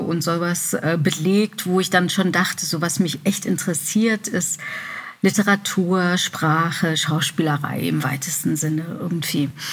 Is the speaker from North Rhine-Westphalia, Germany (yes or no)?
yes; Remscheid, North Rhine-Westphalia, Germany; während Abiturszeiten und so in Remscheid, wo ich geboren bin